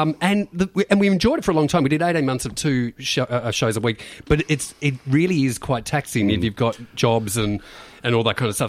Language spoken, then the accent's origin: English; Beaumaris, Victoria, Australia; I grew up in Bayside, Beaumaris